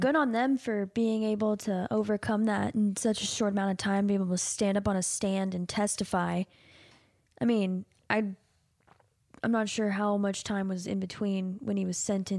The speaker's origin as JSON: {"language": "English", "region": "the South", "country": "United States", "accent": "Southern", "said": "My British just gets Southern"}